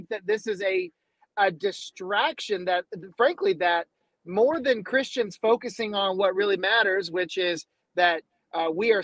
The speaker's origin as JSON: {"language": "English", "town": "Atlanta", "region": "Georgia", "country": "United States", "said": "I'm from Atlanta with Passion and Louis Giglio"}